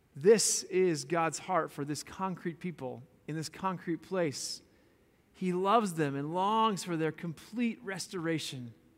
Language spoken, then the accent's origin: English; Boulder, Colorado, United States; moved away; I'm from Boulder, Colorado. Born and raised in that quirky, beautiful little town